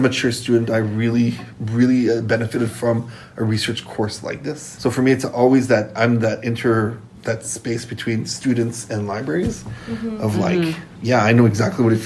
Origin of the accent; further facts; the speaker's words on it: Bellevue, Saskatchewan, Canada; And I'm Métis from Batoche area, Bellevue area. So this little French village near Batoche named Bellevue.